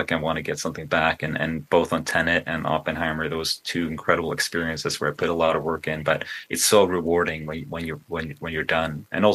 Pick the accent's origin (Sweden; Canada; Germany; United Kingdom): Sweden; now in United States; I grew up in Sweden